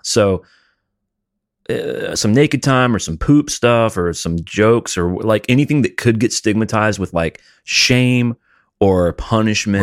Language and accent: English; Alabama, United States; I grew up in Alabama